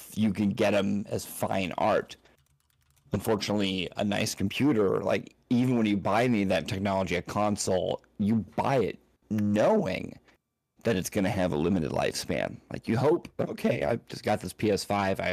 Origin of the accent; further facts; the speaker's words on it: United States; I'm so American centric